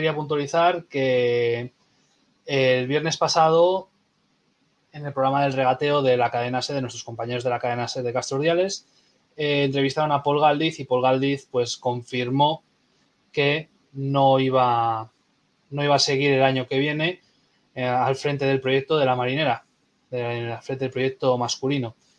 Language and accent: Spanish; Castro Urdiales, Cantabria, Spain; yo soy de Castro